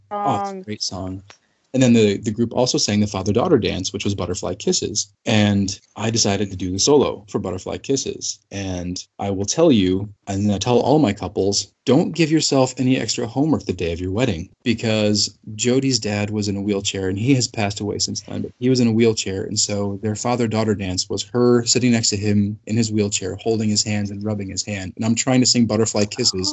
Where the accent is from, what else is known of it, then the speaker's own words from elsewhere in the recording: Brunswick, Ohio, United States; I was born and raised in the Cleveland area, uh, suburbs thereof, Cleveland, Ohio. Um, little town called Brunswick